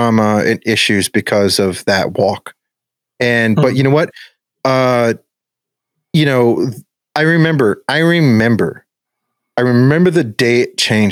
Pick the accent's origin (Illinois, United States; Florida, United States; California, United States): Florida, United States; Bonita Springs; We grew up in Bonita Springs